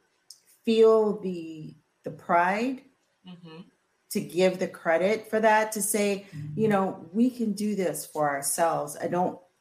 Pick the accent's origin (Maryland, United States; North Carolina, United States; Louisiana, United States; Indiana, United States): Louisiana, United States; growing up in Louisiana with, you know, parents and great grandparents who had been on the plantation